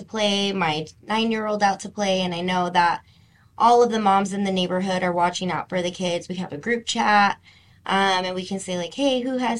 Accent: Salt Lake City, Utah, United States; also born or lived in California / Taylorsville, Utah; Well, I was born in California, moved here to Utah really young. So I would say I'm essentially born and raised in Salt Lake City and then for the last 19 years in Taylorsville.

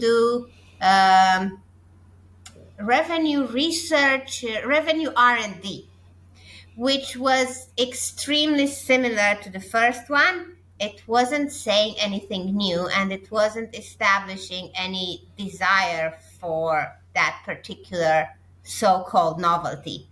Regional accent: Romania; my home country of Romania

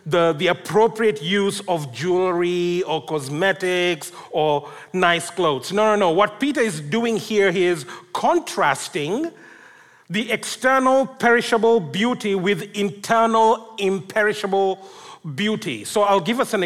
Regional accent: Kenya; I come from Kenya, and I also speak Swahili

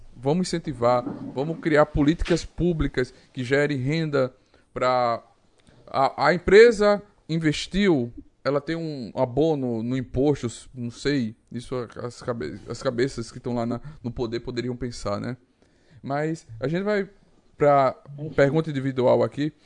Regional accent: Northeast Region, Brazil; sou nordestino.

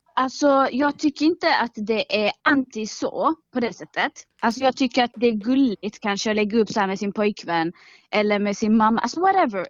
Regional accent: Malmö, Skåne, Sweden; Jag är uppvuxen i Rosengård

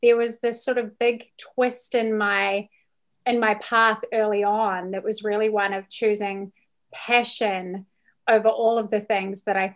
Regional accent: New Zealand; moved away as an adult; now in United States; So I am from New Zealand

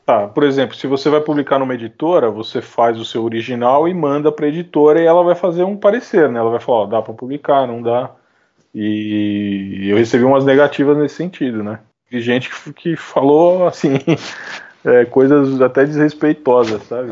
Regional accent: São Paulo, Brazil; Eu sou de São Paulo, né? Nasci aqui em São Paulo. É, Capital.

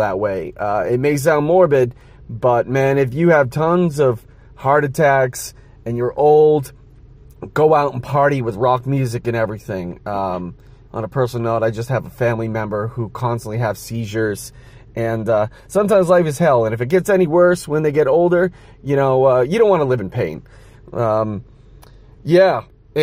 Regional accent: Boston, Massachusetts, United States; As a Bostonian

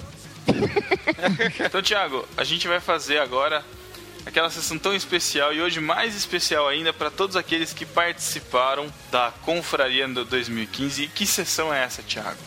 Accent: Botucatu, São Paulo, Brazil; botucuda daqui da minha terrinha

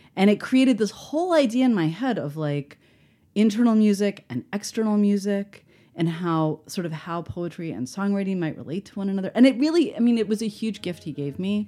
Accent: Baltimore, Maryland, United States; moved away; I'm from Baltimore

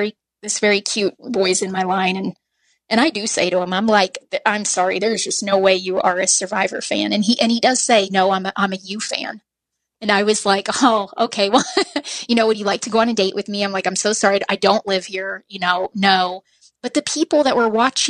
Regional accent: Southern Missouri, United States; I'm from Southern Missouri, and very few people are from Southern Missouri

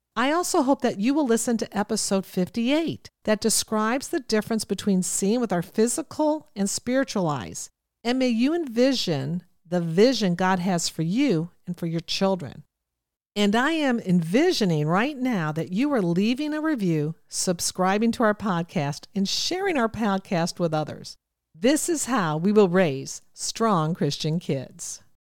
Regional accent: Ohio, United States; I come from Ohio, so you'll hear me say I wanna, I'm gonna.

